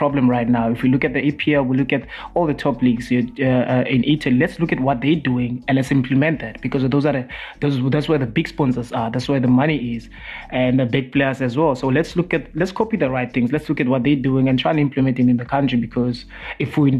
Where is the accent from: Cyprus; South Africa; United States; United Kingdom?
South Africa